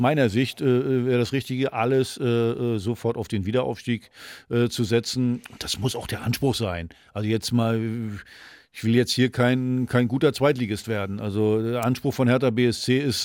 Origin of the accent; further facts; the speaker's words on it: Mecklenburg-Vorpommern, Germany; moved away; aus meiner alten Heimat